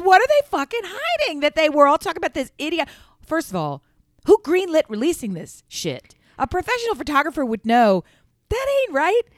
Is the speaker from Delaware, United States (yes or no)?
yes; Delaware, United States; We're from Delaware